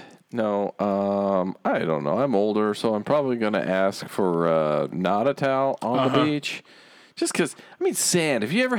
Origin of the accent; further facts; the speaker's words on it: Mexico; my home country of Mexico.